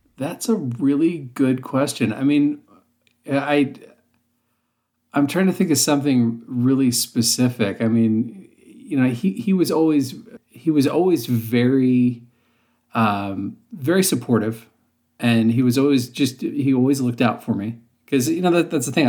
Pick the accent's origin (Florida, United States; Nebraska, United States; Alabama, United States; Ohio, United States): Ohio, United States; Western; accent: hard R's; moved away; I'm originally from Ohio, and the area of Ohio, I'm from Western Ohio, and so, um, I had very, very hard R's in my, my normal speech